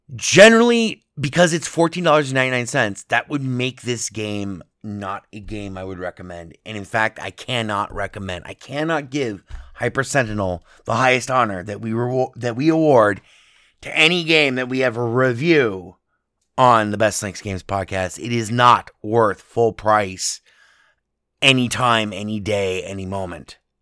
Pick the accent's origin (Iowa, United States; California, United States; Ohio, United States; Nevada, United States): Nevada, United States; Las Vegas; my hometown, Las Vegas